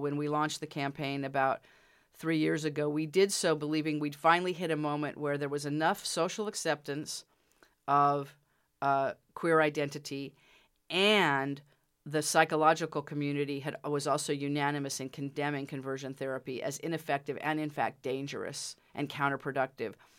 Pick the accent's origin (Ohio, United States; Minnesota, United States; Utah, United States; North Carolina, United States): Utah, United States; moved away; I'm from Utah originally